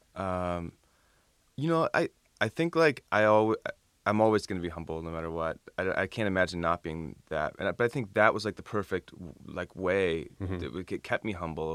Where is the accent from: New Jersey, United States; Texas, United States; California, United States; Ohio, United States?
Ohio, United States; Toledo; moved away; I almost moved back to Toledo, Ohio